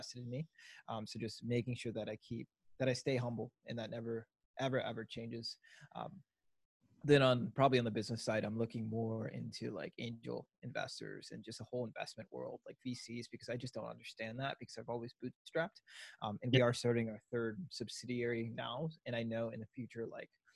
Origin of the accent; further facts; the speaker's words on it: Minneapolis, Minnesota, United States; moved away as an adult; now in Milwaukee, United States; I was born in Twin Cities, grew up in the city there, and then we moved out to the suburbs